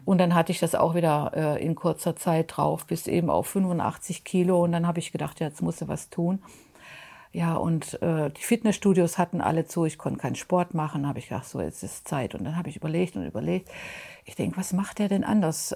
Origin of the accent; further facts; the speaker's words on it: Mönchengladbach, North Rhine-Westphalia, Germany; ich komme aus Mönchengladbach